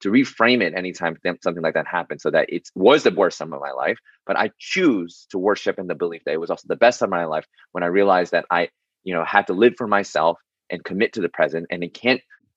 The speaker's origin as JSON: {"language": "English", "town": "New York City", "region": "New York", "country": "United States", "tie": "born or raised there", "said": "I was born and raised in New York City"}